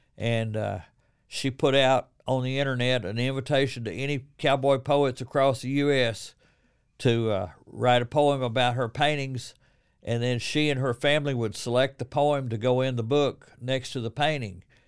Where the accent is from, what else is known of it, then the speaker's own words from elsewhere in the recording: Corsicana, Texas, United States; now in Waco, United States; I grew up in Corsicana